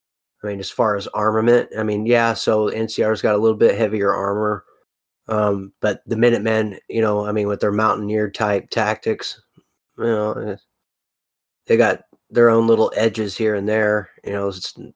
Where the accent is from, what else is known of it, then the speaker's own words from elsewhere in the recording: California, United States; Sorry, I'm a Californian.